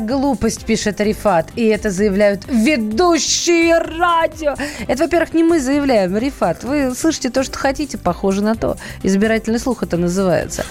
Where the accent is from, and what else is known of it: Russia